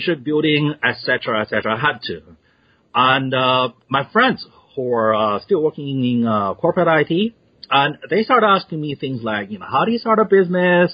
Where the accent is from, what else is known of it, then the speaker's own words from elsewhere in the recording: China; also born or lived in Australia; now in United States; I was born in China. And I'm twice the immigrant. First time moved to Australia